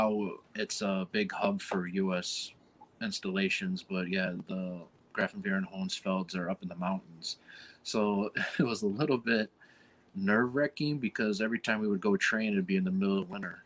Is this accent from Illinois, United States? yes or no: yes; Chicago, Illinois, United States; I'm from Chicago